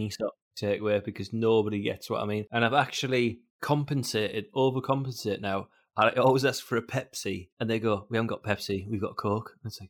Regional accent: United Kingdom; accent: northern

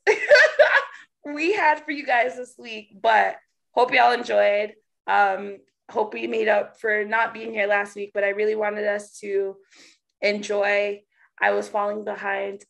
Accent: Canada; being Canadian, we don't have huge churches like

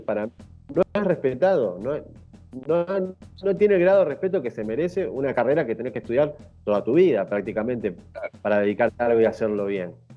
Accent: Sastre Ortiz, Santa Fe, Argentina; moved away as an adult; also born or lived in Brazil / Rio de Janeiro / Búzios; now in Fuerteventura, Spain; Yo soy del interior de Santa Fe de un pueblo de 5.000 habitantes

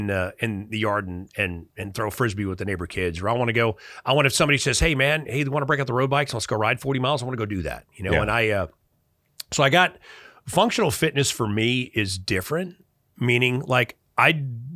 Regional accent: Chicago, Illinois, United States; I grew up relatively destitute in Chicago.

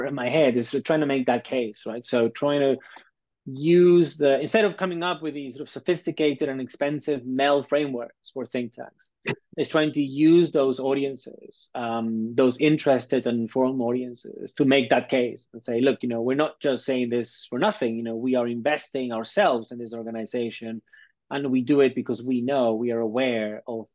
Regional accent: Peru; I'm Latin American, I'm Peruvian

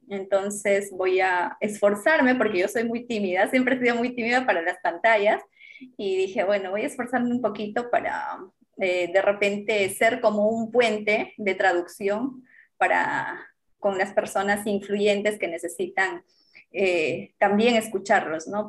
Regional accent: Huancarama, Apurímac, Peru; yo nací en Huancarama, eh, por parte de mamá, mi mamá es quechua hablante, nativa, mm, proviene de campo, de la zona rural y por parte de mi papá eh, la zona urbana. Entonces como que me crié en ambos espacios.

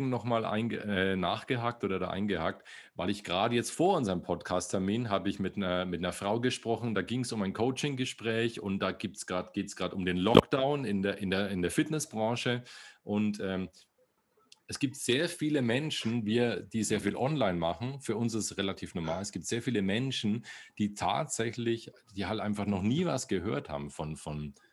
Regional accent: Bavaria, Germany; Ja, okay, na, ne, ich komme aus Bayern, so weit weg sind wir

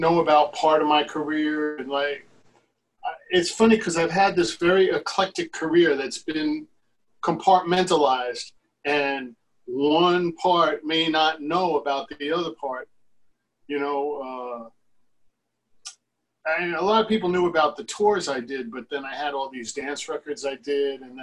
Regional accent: New York City, New York, United States; I was growing up in Queens

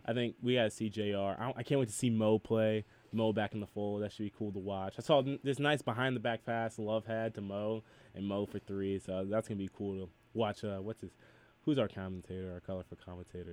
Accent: Macedonia, Ohio, United States; I'm from Macedonia

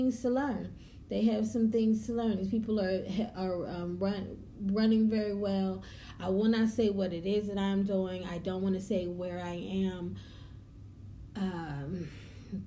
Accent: the North, United States; also born or lived in the South (US); I am a Northern girl, raised. I was born in the South, but they drug me up out of here and took me up to the North

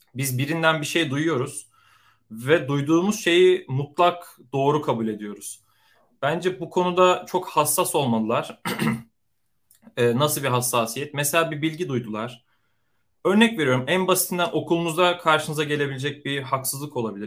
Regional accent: Konya, Turkey; moved away as an adult; also born or lived in Istanbul; now in San Francisco Bay Area, United States; doğma büyüme Konyalıyım

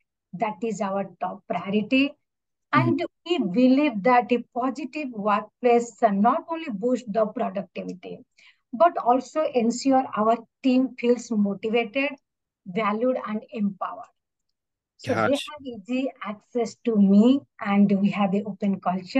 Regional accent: Odisha, India; also born or lived in Rhode Island, United States; now in Tampa, United States; India, the place I grew up. I'm from Odisha.

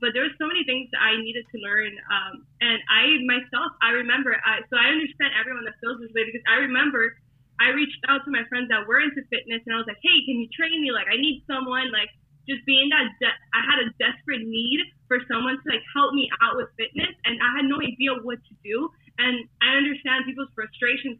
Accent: Hialeah, Florida, United States; I am from Hialeah, so you know where all the Cubans are at, here in Miami. So I am a Miami girl, and you could probably hear the accent, of course

